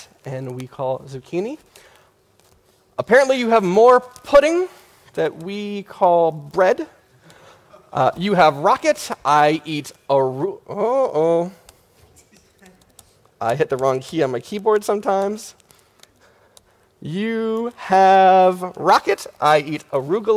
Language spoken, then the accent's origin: English; New York City, New York, United States; I'm a web developer from New York City